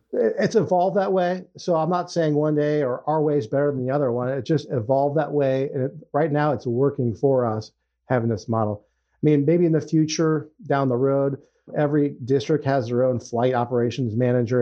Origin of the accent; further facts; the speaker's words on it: Ohio, United States; moved away as an adult; also born or lived in Nevada; We're both originally from Ohio, so we decided, hey, uh, I think it's time to raise the kids back home closer to family